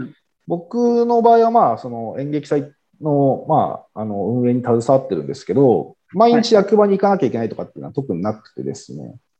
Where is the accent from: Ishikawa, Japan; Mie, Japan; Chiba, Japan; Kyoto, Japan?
Chiba, Japan; moved away as an adult; also born or lived in Tokyo; now in Toyooka, Japan; 僕はもともと、あの、千葉県で、えっ、ー、と、高校生まで育ちまして